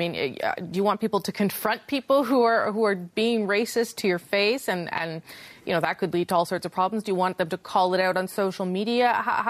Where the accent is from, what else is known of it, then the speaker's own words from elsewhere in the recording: Winnipeg, Manitoba, Canada; my hometown, Winnipeg